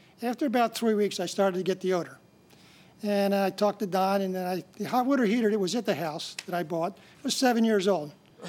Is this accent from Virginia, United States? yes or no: no; Venice, Florida, United States; I'm from Venice, Florida.